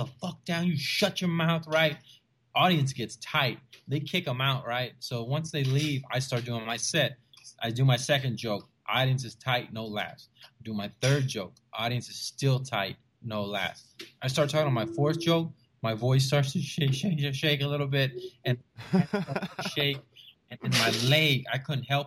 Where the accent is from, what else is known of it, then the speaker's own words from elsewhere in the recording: Rio Grande Valley, Texas, United States; moved away as an adult; also born or lived in San Marcos, Texas; now in San Antonio, United States; I'm originally from the Rio Grande Valley. For those of you who don't know where that's it's the bottom four counties of Texas